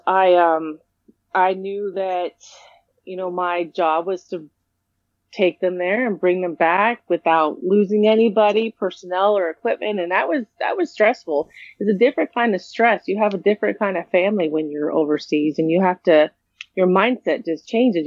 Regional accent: California, United States; I was raised in California

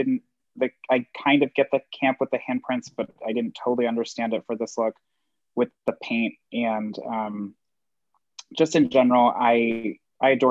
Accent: Long Island, New York, United States; my hometown on Long Island

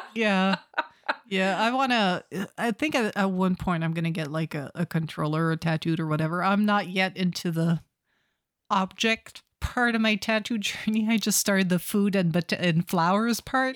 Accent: Canada; I'm Canadian

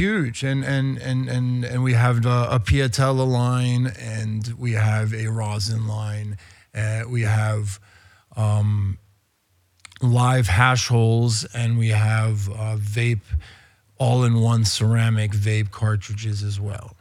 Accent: Spain; also born or lived in New York; now in Los Angeles, United States; I was born in New York, emigrated to Spain when I was very young. I was eight. Having grown up in Spain

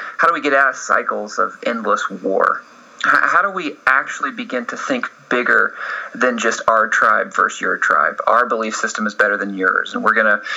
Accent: Atlanta, Georgia, United States; moved away as an adult; now in Los Angeles, United States; I grew up in Atlanta. And I moved out to Los Angeles to pursue film

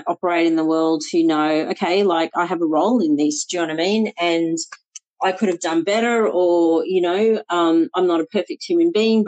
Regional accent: Melbourne, Victoria, Australia; born or raised there; moved away as an adult; also born or lived in Sri Lanka; now in Sydney, Australia

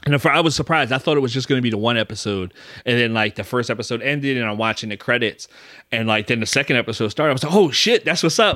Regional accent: Philadelphia, Pennsylvania, United States; I grew up in Philly

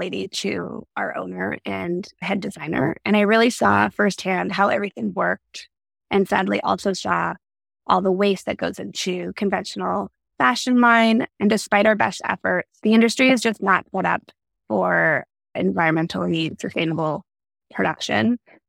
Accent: Vancouver, British Columbia, Canada; moved away as an adult; also born or lived in Los Angeles, United States; I grew up in Canada, Vancouver, and went to university there.

